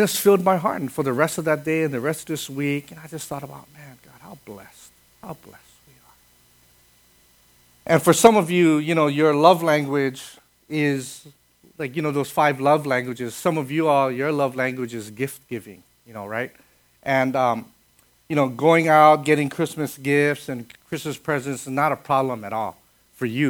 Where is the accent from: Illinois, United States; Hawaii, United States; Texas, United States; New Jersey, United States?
Hawaii, United States; Kaneohe; I grew up in Kaneohe.